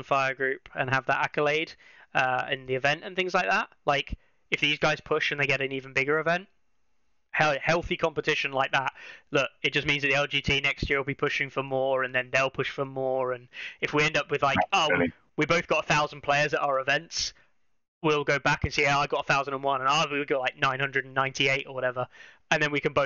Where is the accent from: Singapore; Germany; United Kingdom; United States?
United Kingdom; England; as an Englishman